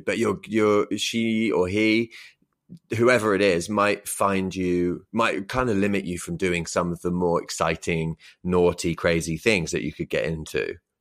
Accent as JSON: {"language": "English", "area": "Oxfordshire", "region": "South East England", "country": "United Kingdom", "also_born_or_lived": "Brighton / Tokyo, Japan", "moved": "yes", "lives_now": "London, United Kingdom", "said": "I'm from Oxfordshire and I lived in Brighton for a long time"}